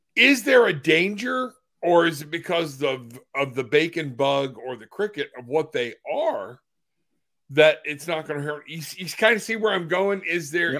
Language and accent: English; Florida, United States; I'm from Florida